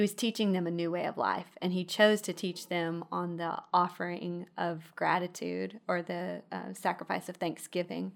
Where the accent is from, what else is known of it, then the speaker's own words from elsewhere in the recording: Midland, Texas, United States; moved away as an adult; now in Alabama, United States; I grew up in Midland